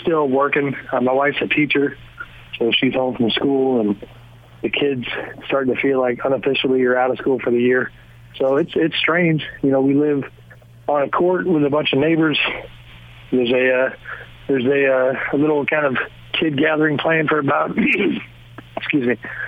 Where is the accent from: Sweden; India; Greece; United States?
United States; outside of San Francisco, California; I grew up outside of San Francisco.